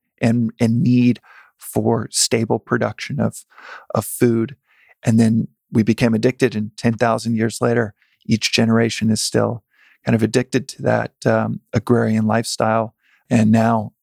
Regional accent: Texas, United States; Growing up in Texas

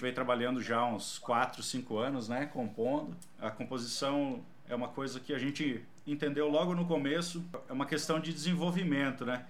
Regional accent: Paraná, Brazil; eu sou do Paraná

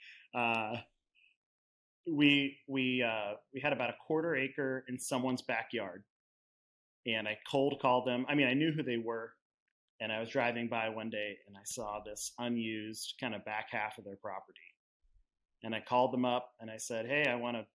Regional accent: Hood River, Oregon, United States; also born or lived in Portland, Oregon; We're both from Hood River.

